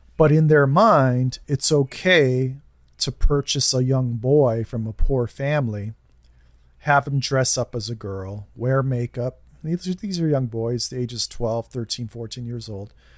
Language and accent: English; United States; we're so insular here in the United States